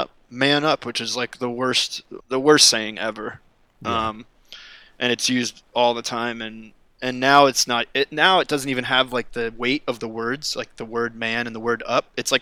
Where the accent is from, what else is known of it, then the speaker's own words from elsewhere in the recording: East Coast, United States; now in Los Angeles, United States; growing up on the East Coast and like liking the things that I like. But when I come here, and when I'm now that I'm living in LA and being California